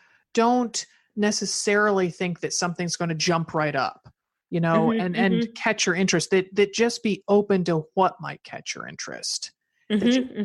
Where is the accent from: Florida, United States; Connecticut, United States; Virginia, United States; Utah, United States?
Connecticut, United States; moved away; growing up in Connecticut, I could, if I took you back to my mother's old house, my parents' old house